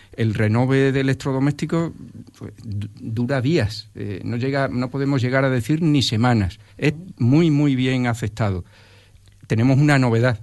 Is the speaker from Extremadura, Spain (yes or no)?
yes; Jerez de los Caballeros, Extremadura, Spain; Yo soy extremeño de primera generación. Yo ya nací aquí, en Jerez de los Caballeros, pero mi, toda mi familia es valenciana